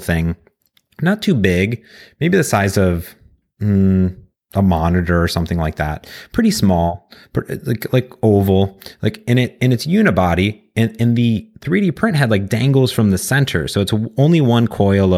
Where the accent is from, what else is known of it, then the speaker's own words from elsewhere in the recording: Cleveland, Ohio, United States; growing up in Cleveland, my dad and my grandfather ran a stainless steel fabrication plant